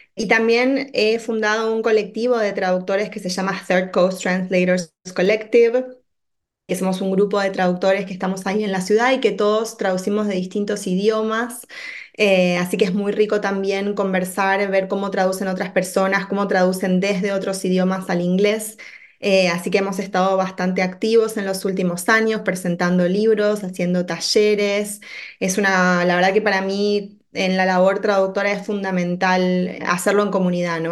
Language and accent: Spanish; Buenos Aires, Argentina; moved away as an adult; also born or lived in Washington, D.C., United States; now in Chicago, United States; yo en realidad soy oriunda de, de Buenos Aires, como se habrá notado ya por mi acento